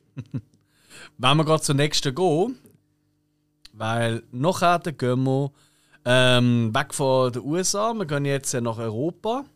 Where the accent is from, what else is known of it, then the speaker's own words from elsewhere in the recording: Basel, Basel-Stadt, Switzerland; wir in Basel